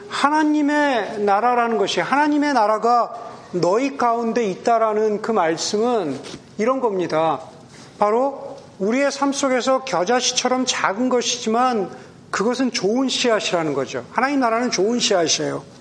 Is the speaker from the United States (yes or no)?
yes; Southern California, United States; now in Bay Area, United States; 저 같은 우리 서던 캘리포니아 출신들은